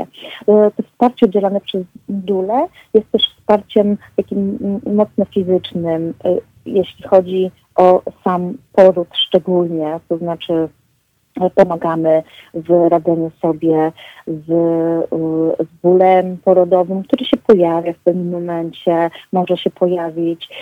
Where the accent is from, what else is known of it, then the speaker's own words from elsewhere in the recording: Tricity, Pomeranian Voivodeship, Poland; pochodzę z Trójmiasta